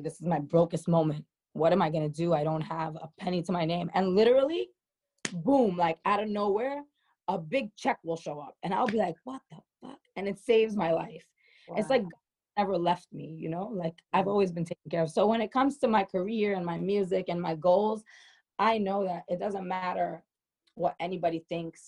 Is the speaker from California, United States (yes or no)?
no; New York City, New York, United States; accent: New York; my lingo, it comes from being a New Yorker from Queens, especially being a New Yorker